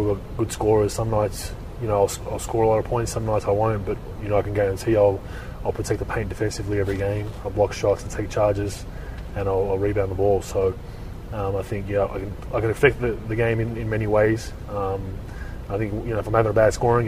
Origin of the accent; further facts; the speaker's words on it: Australia; moved away as an adult; now in San Francisco Bay Area, United States; I'm obviously born and raised in Australia, so it's a very similar atmosphere to where I grew up.